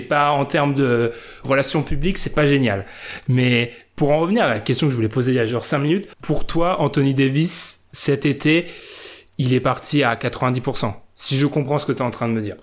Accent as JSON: {"language": "French", "country": "France", "said": "on est français"}